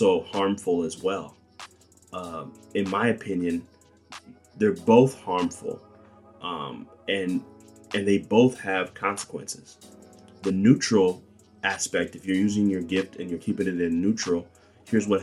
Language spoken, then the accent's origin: English; Bakersfield, California, United States; my hometown, Bakersfield, California